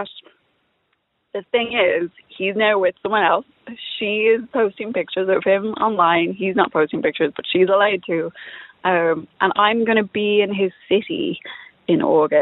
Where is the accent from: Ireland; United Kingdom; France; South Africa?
Ireland; Dublin, Leinster; also born or lived in East Coast, United States; I'm from Dublin, but was living on the East Coast